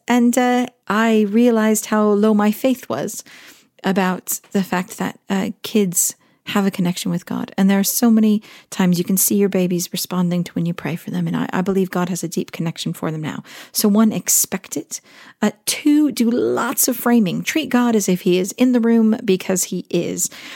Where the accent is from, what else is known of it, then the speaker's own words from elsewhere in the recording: Southern California, United States; growing up in Southern California